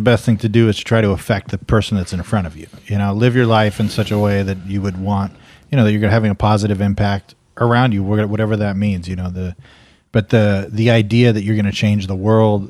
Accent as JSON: {"language": "English", "region": "Louisiana", "country": "United States", "tie": "born or raised there", "said": "I just remember when I was a young boy growing up in Louisiana, you know, and my dad was nowhere to be seen"}